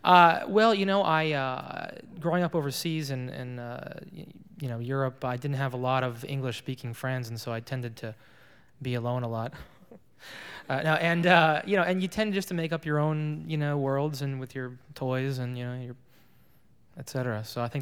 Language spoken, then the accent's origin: English; Springfield, Virginia, United States; also born or lived in Athens, Greece / Paris, France; In Athens and Paris and Springfield, Virginia.